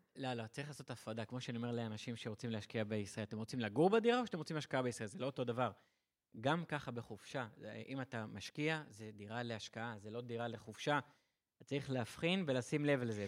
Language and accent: Hebrew; Israel